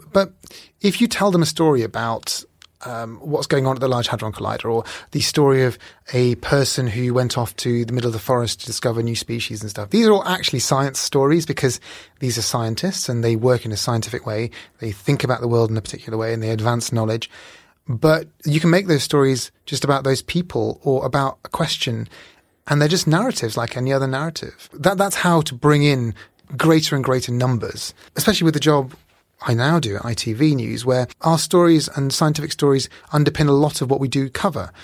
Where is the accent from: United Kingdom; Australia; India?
India; Bihar; I was born in India, Northeast India, in a state called Bihar